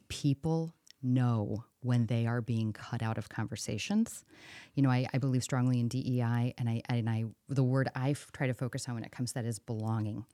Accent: St. Louis, Missouri, United States; now in Cedar Rapids, United States; I'm from Saint Louis, a suburb

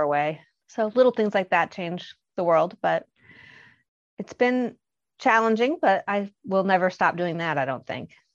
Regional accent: Bloomington, Indiana, United States; also born or lived in Boston, Massachusetts; I am from Bloomington, Indiana, and I still live here, but I had escaped to Boston for a while.

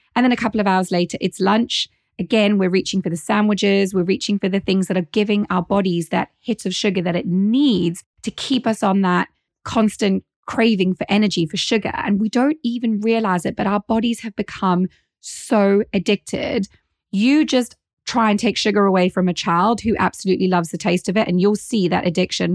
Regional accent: South Africa; now in United Kingdom; as a South African.

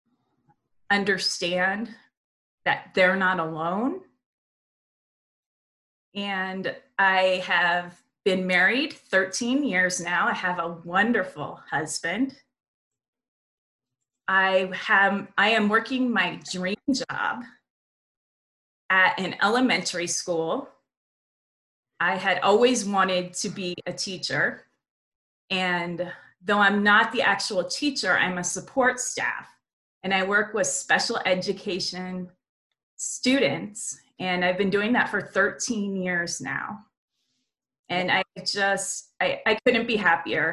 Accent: Las Vegas, Nevada, United States; the friendships that I've been able to make here in my hometown

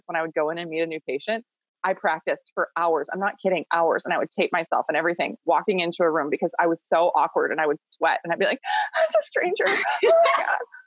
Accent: Minnesota, United States; also born or lived in Northern Michigan; I grew up in Minnesota. I actually grew up on a small goat farm

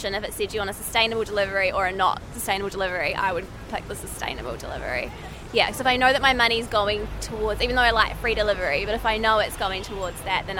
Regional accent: New Zealand; moved away as an adult; now in London, United Kingdom; from New Zealand.

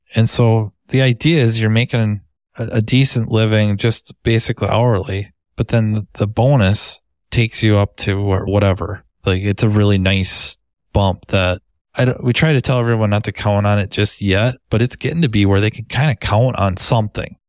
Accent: Minnesota, United States; accent: Minnesota; Minnesota, usually the accent gives it away or they, people think I'm from Canada

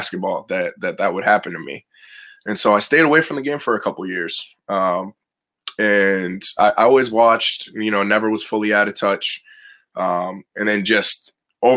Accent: North Shore of Boston, Eastern Massachusetts, United States; I'm from Eastern Mass kid, North Shore of Boston. Pretty much I grew up always around the game

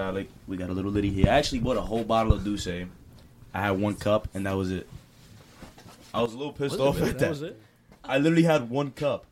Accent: New York City, New York, United States; I'm from the Bronx as well

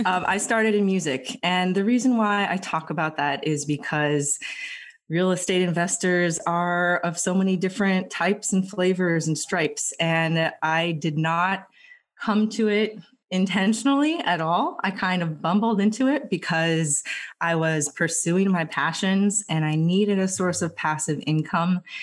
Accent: Los Angeles, California, United States; moved away as an adult; now in Philadelphia, United States; I'm originally from Los Angeles

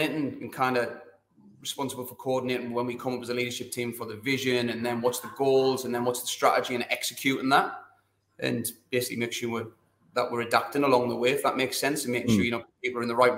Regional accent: Sunderland, North East England, United Kingdom; moved away as an adult; also born or lived in London; now in Sydney, Australia; I was teaching in the Northeast there. I was teaching in South Shields. I'm from Sutherland

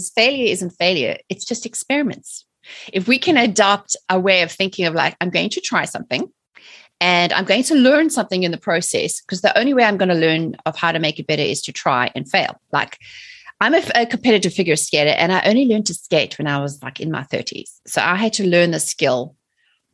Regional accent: South Africa; moved away as an adult; also born or lived in England; now in United States; I'm originally from South Africa. So I was born and raised in South Africa in the 70s and the 80s and lived under apartheid

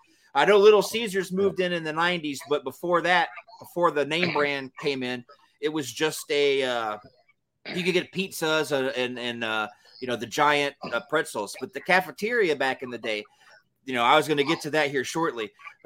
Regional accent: Georgia, United States; I grew up in Georgia. All I really ever heard about was Northern Florida, you know, the Carolinas, Tennessee, and Alabama.

